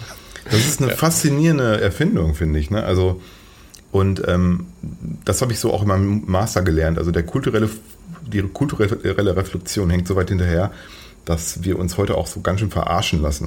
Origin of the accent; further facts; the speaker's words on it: Paderborn, North Rhine-Westphalia, Germany; weil derzeit wohne ich in Paderborn. Das ist eine Stadt, die wahrscheinlich die wenigsten von den Hörerinnen und Hörern hier kennen. Es ist äh, sehr provinziell, ziemlich langweilig. Aber ich liebe sie trotzdem, weil es meine Heimat ist